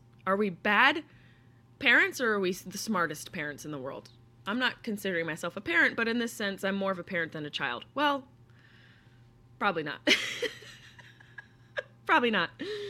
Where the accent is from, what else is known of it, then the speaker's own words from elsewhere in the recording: Syracuse, New York, United States; hours to get back to Syracuse. And I was always very close and still am very closely connected to my hometown, to my home.